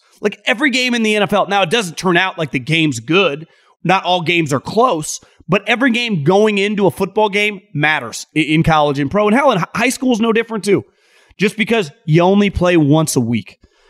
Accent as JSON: {"language": "English", "region": "West Coast", "country": "United States", "tie": "born or raised there", "said": "And I know a lot of Ducks fans growing up on the West Coast."}